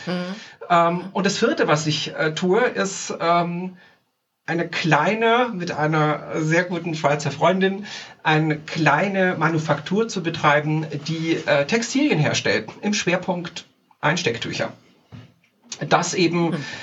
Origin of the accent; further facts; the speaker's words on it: Tyrol, Austria; also born or lived in Salzburg, Austria; now in Zurich, Switzerland; in meiner Heimat drüben in Österreich, äh, in Tirol